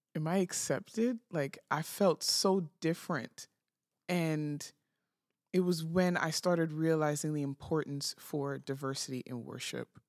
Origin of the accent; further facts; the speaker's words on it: New York City, New York, United States; moved away as an adult; I lived, born and raised, lived my whole life in New York City. I moved here at the end of twenty twenty